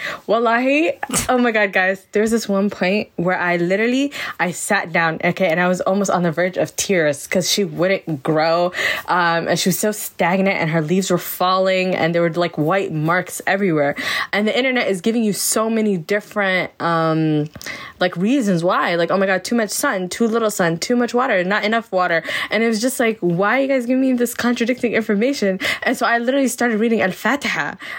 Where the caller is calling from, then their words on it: Edmonton, Alberta, Canada; I'm joining from Edmonton, and I'm so happy to be here.